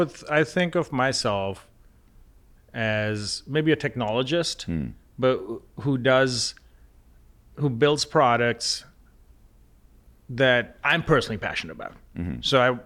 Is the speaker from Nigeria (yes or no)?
no; Lahore, Punjab, Pakistan; Growing up in Pakistan, in Lahore, which is, most of your audience probably never heard of that city, but there's 15 to 20 million people that live there.